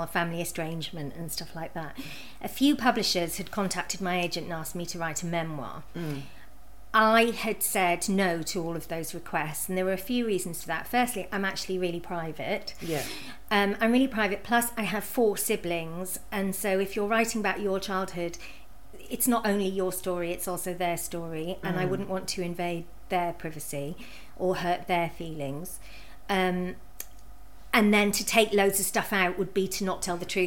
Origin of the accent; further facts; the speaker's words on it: United Kingdom; moved away; about 50 minutes from where I grew up